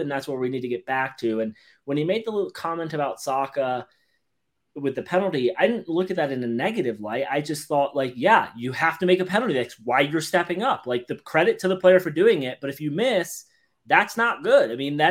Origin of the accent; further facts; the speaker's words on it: England, United Kingdom; I got it right here for all those who don't think I'm actually English.